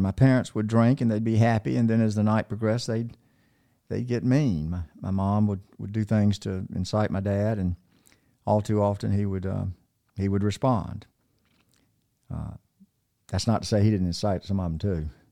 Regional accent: Macon, Georgia, United States; also born or lived in North Carolina; we moved from North Carolina when I was three to Macon, Georgia

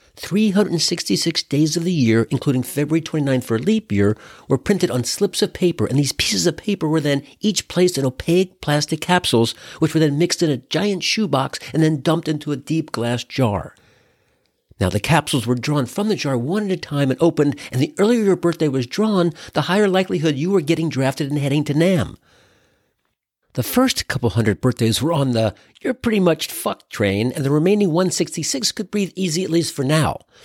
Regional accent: Cincinnati, Ohio, United States; now in Mill Valley, United States; I was born in Cincinnati

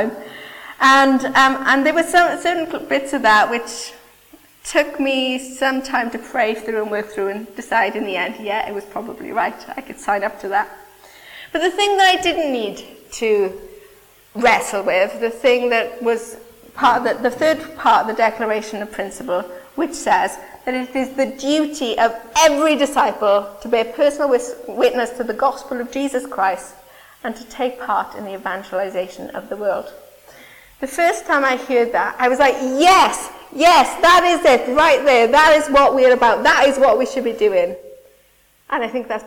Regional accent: Wales, United Kingdom; Forgive my Welshness.

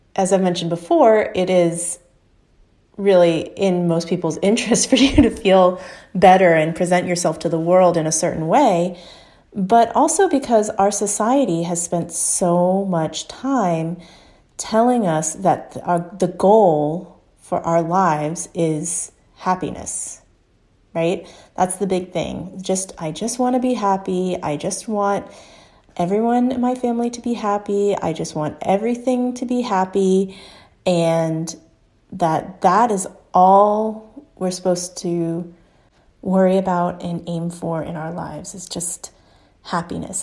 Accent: Houston, Texas, United States; moved away as an adult; go back to my hometown, Houston, Texas, and spend some time with my family

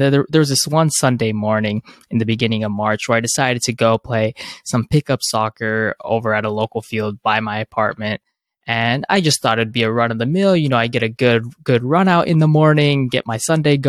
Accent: Southern California, United States; I'm originally from Southern California

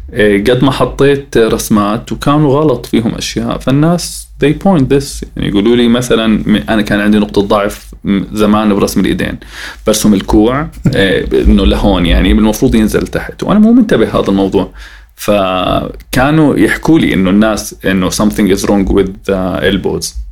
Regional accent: Jordan; احنا عندنا بالاردن

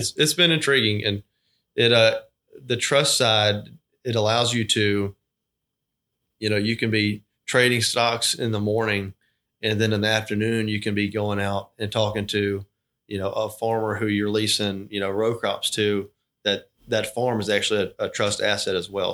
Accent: Thomasville, Georgia, United States; moved away as an adult; also born or lived in Auburn, Alabama; now in Albany, United States; born and raised in Thomasville, Georgia

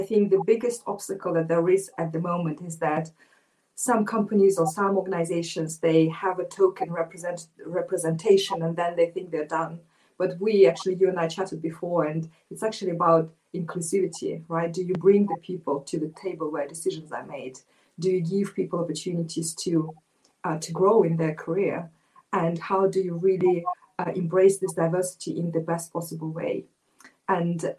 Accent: Moscow, Russia; I was born in Moscow, Russia, and growing up as an Asian girl in Moscow

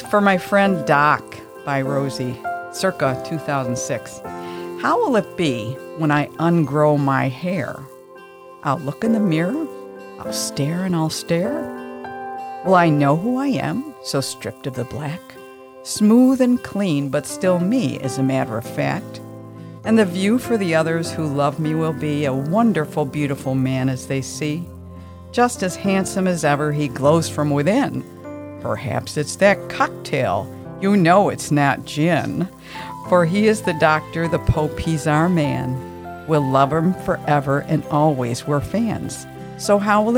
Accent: Buffalo, New York, United States; I was born in Buffalo, New York.

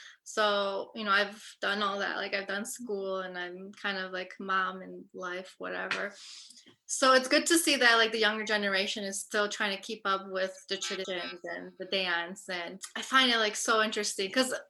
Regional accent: North, Albania; So I'm from North and I love my chiftali and my tupan.

